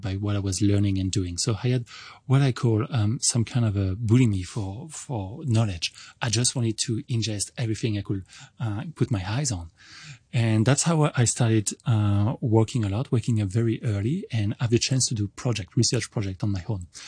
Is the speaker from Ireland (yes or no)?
no; France; English is a second language; moved away as an adult; also born or lived in Montreal, Canada; now in Hong Kong; I'm originally from France, and I started going to college there